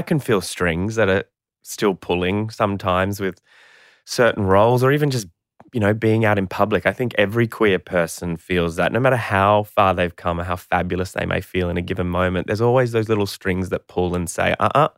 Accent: Brisbane, Queensland, Australia; I was born in Brisbane, Queensland in nineteen eighty-five

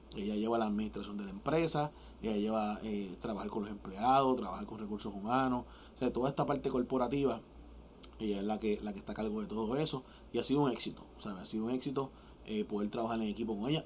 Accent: Puerto Rico; yo como boricua

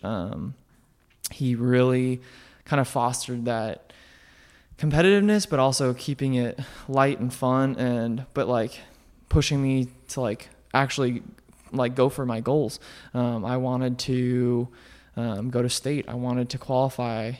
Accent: Colorado Springs, Colorado, United States; moved away as an adult; also born or lived in Omaha, Nebraska; I grew up in Colorado, um, Colorado Springs

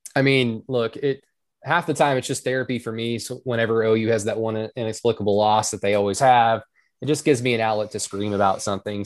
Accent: Norman, Oklahoma, United States; my hometown in Oklahoma

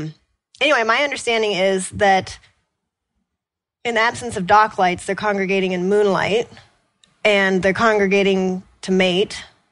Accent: Washington, United States; We grew up doing that in the Puget Sound. It was a birthday party thing in my family.

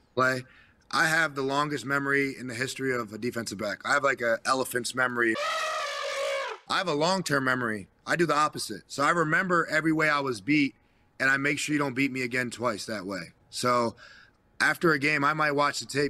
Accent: New Jersey, United States; I'm from New Jersey

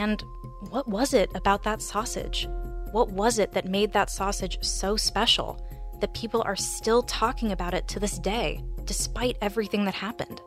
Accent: Bay Area, California, United States; I was born and raised in the Bay Area, have lived here almost all of my life

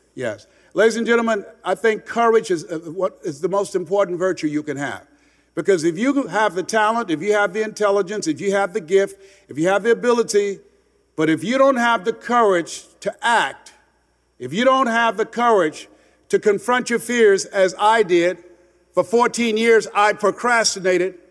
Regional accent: Miami, Florida, United States; moved away; I'm from Miami originally.

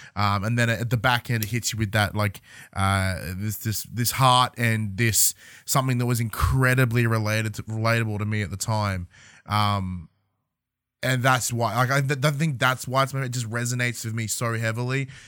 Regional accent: a hometown outside Melbourne, Victoria, Australia; moved away as an adult; leave my hometown, go to Melbourne, go university

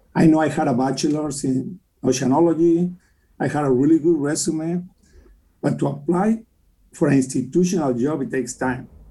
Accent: Mexico City, Mexico; English is a second language; moved away as an adult; also born or lived in Ensenada, Baja California, Mexico; now in United States; I grew up in Mexico City, but I went to Ensenada

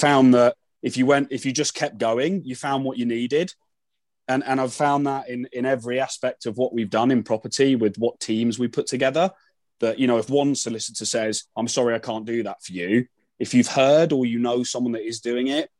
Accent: London, United Kingdom; I am from London

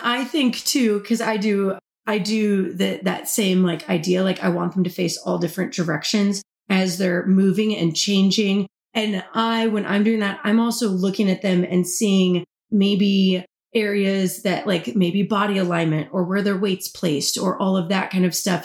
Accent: Kansas, United States; moved away as an adult; also born or lived in Oklahoma City, United States; now in Tampa, United States; I'm originally from Kansas, the Midwest, all the way

